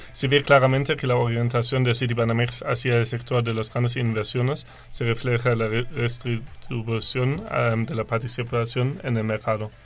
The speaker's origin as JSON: {"language": "Spanish", "country": "Germany", "second_language": "Spanish", "moved": "as an adult", "lives_now": "Mexico", "said": "soy de Alemania y vine para estudiar aquí toda mi carrera."}